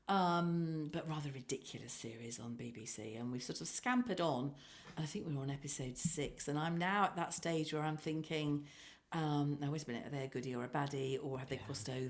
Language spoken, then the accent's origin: English; Birmingham, West Midlands, United Kingdom; also born or lived in Weston-super-Mare; I was born in Birmingham and brought it, and then we had a spell, quite a long spell in Weston-super-Mare, and then we went back to Birmingham